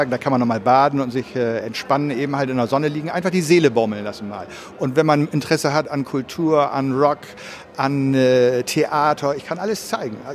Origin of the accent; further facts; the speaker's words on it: Bremen, Germany; Liebe Leute, was gibt es Geileres, als als Bremer so weit wegzufahren und Bremer